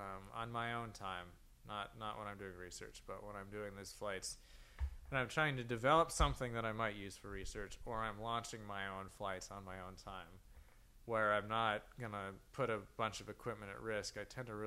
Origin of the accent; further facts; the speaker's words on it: New Mexico, United States; moved away; Grew up in a small town in New Mexico